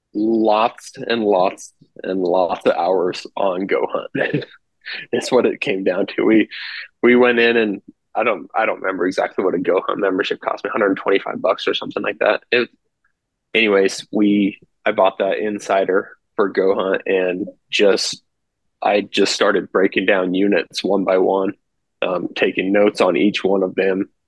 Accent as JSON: {"language": "English", "region": "Western Nebraska", "country": "United States", "tie": "born or raised there", "said": "I grew up here in Western Nebraska, really. Moved here when I was really young"}